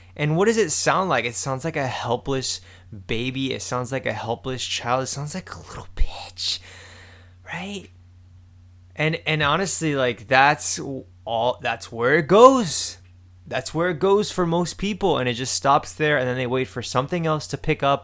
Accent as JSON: {"language": "English", "town": "Miami", "region": "Florida", "country": "United States", "tie": "born or raised there", "said": "I'm just from Miami."}